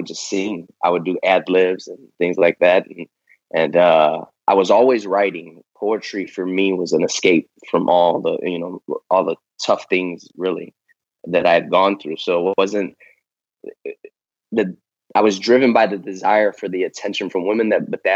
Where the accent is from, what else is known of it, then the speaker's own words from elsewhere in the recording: Chicago, Illinois, United States; moved away as an adult; also born or lived in Las Vegas; now in Texas, United States; being a city boy growing up in Chicago and spending 30 plus years out there